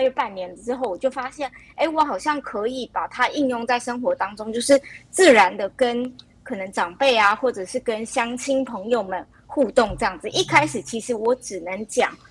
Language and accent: Chinese; Matsu, Lienchiang County, Taiwan; 像我就是从小在马祖土生土长，就长大的小朋友